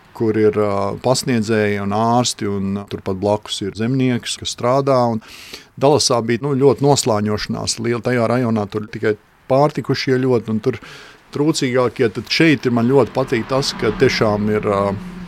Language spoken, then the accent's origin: Latvian; Latvia; moved away as an adult; now in United States; mēs esam divi latvieši